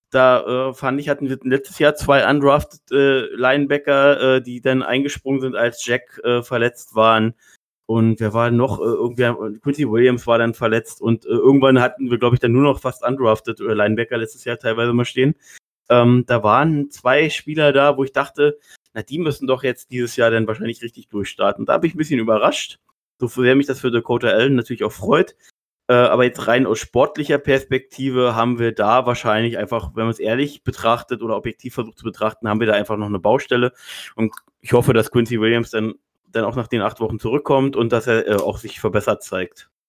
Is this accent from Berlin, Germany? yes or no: yes; Berlin, Germany; Gerade als Berliner feiere ich sowas ja immer